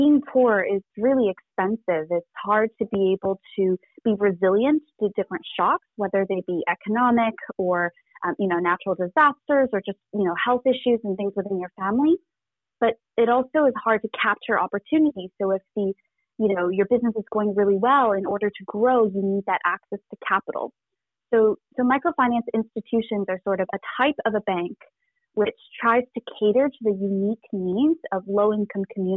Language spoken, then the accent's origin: English; Canada; also born or lived in rural village near Wuhan, Hubei, China; So I'm Canadian, but I'm also a first generation Chinese Canadian immigrant. I was born in a really small rural village about 2 hours outside of Wuhan.